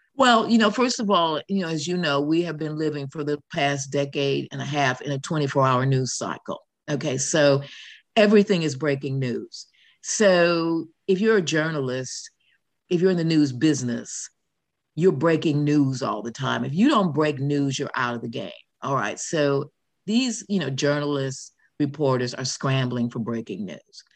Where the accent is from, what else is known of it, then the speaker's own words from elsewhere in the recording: Chicago, Illinois, United States; also born or lived in New York; now in United Kingdom; I'm from Chicago too